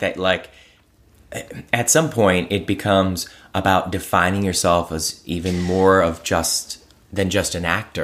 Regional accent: Cleveland, Ohio, United States; I was raised in Cleveland by a, a single mom

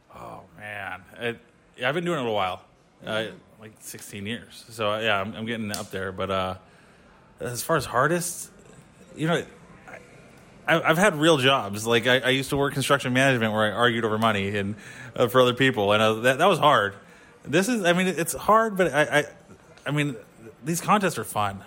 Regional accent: San Jose, California, United States; moved away as an adult; now in Indiana, United States; San Jose, California, but I recently moved to Indiana.

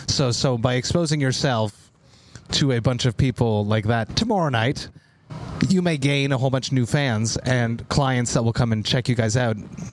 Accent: Montreal, Quebec, Canada; I'm from Montreal, right?

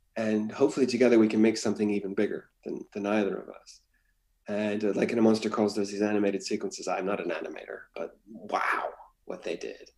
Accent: Washington, United States; also born or lived in Hawaii; as an American in the West, I grew up in Hawaii and in Washington State

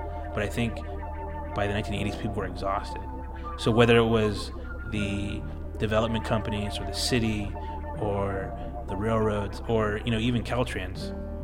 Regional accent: Alameda, California, United States; I grew up in Alameda

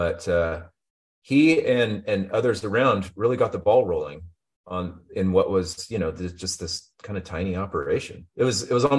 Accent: Oregon, United States; moved away as an adult; also born or lived in Seattle; now in San Diego, United States; I'm from Oregon

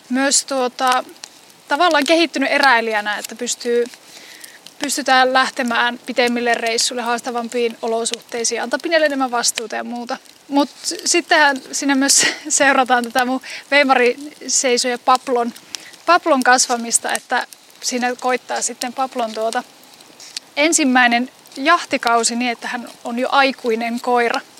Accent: Kuusamo, North Ostrobothnia, Finland; syrjimmässä 10 kilometrin päässä Kuusumon keskustasta. 10 kilometriä niin kuin keskustasta pohjoiseen on mun kotipaikka.

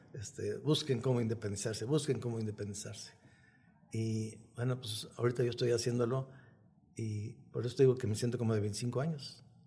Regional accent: Mexico

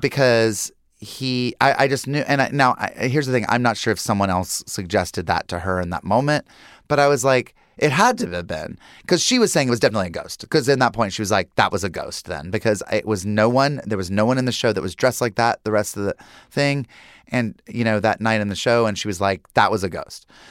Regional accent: Lincolnton, North Carolina, United States; moved away; Growing up in Lincolnton, North Carolina

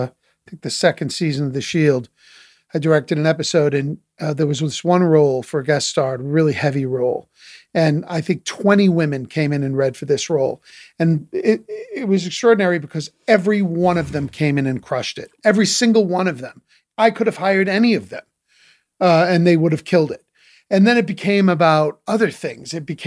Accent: New England, United States; listen, I'm from New England. I'm a practical mind.

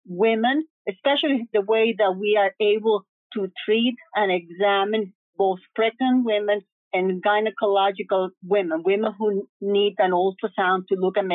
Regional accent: New York City, New York, United States; then of course I grew up in New York City. I went to City College, Albert Einstein in the Bronx. I got my residency there.

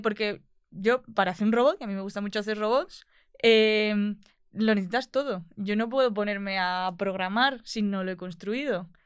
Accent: Albolote, Andalusia, Spain; moved away as an adult; now in Madrid, Spain; Yo soy de Granada, de un pueblo de Albolote

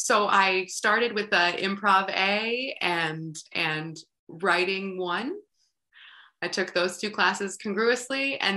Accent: North Carolina, United States; And I grew up in North Carolina, so I was exposed to a lot of country music.

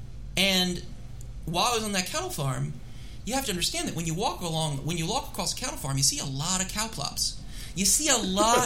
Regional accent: Philadelphia, Pennsylvania, United States; now in Washington, D.C., United States; Washington, D.C., you know, my hometown for the time. Not where I grew up. I grew up in Philadelphia, but my hometown for the last 22 years.

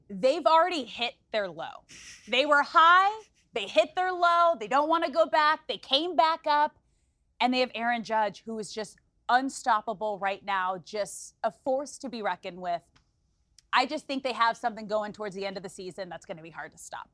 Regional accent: Los Angeles, California, United States; it's my hometown team.

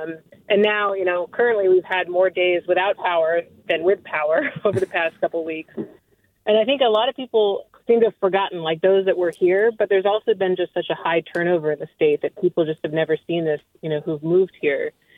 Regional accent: La Honda, California, United States; I grew up in the Santa Cruz Mountains near La Honda, and I still live up here, just with the exception of a few years out of state for school.

